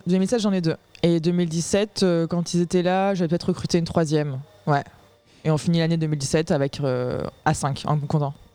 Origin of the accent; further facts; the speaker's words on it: Aix-en-Provence, Provence-Alpes-Côte d'Azur, France; je viens d'Aix-en-Provence et j'ai monté une boîte qui fait des biscuits personnalisés